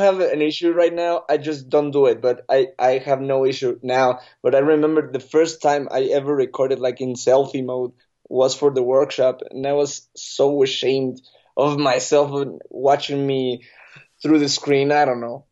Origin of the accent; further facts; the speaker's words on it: State of Mexico, Mexico; I'm normally say that I'm from Mexico City because, but, but I'm from a little outside. It's, it's called, uh, State of Mexico.